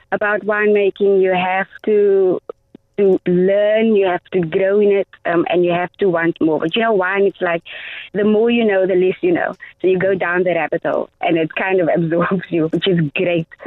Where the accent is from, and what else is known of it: Cape Town, Western Cape, South Africa; born or raised there